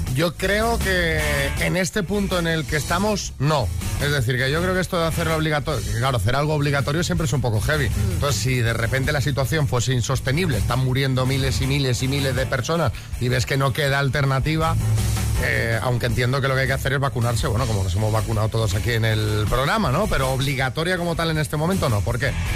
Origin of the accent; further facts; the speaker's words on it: Colombia; now in Andalusia, Spain; soy colombiano y, nosotros comemos arroz blanco todos los días